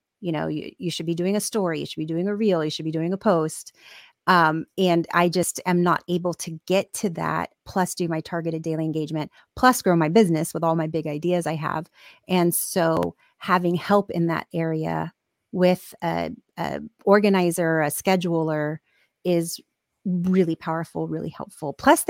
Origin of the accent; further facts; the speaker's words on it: Ireland; I'm Irish, so all my emotions show in my skin.